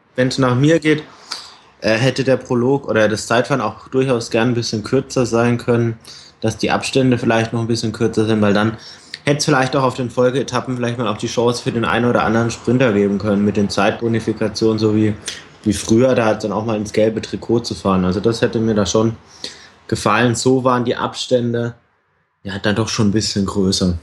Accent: Germany; Als Deutscher

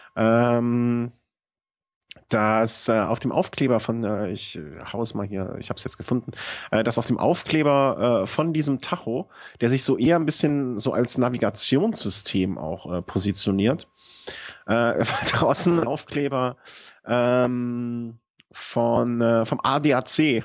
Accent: between Düsseldorf and Cologne, North Rhine-Westphalia, Germany; ich bin quasi so an der Grenze von beidem groß geworden

